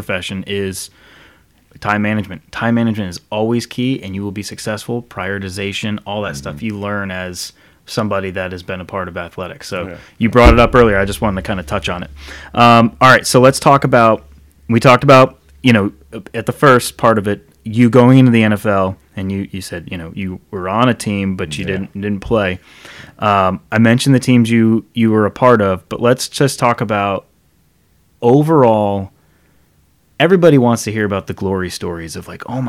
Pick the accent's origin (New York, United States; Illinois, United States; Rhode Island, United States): Rhode Island, United States; moved away; I grew up in Rhode Island, man. And I've been here since 99